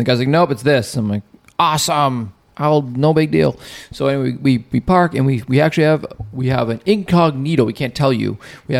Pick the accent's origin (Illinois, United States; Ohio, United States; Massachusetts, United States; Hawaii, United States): Massachusetts, United States; Revere; moved away as an adult; now in Florida, United States; we're at my house that I grew up in Revere.